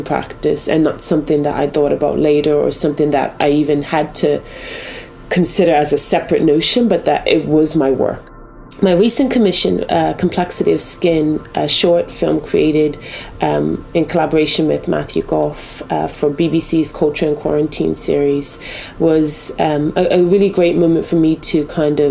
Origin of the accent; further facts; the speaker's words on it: Bermuda; now in Wales, United Kingdom; I'm from Bermuda originally, and so not from this country